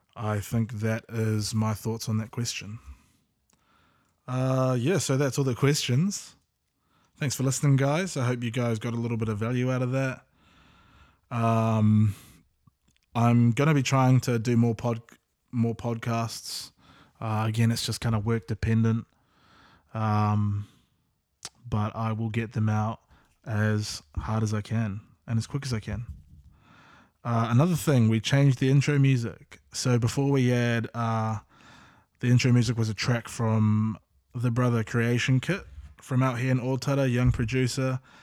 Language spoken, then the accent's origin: English; Auckland, New Zealand; we grew up in South Auckland as well, various parts.